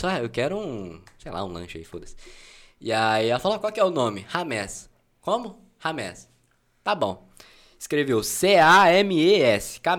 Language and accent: Portuguese; Ribeirão Preto, São Paulo, Brazil; nasci aqui em Ribeirão, padrão, sou daqui, moro no Quintino 2.